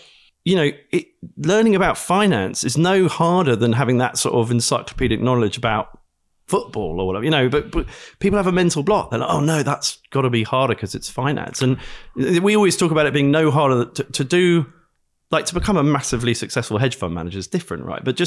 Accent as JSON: {"language": "English", "country": "United Kingdom", "said": "I'm British."}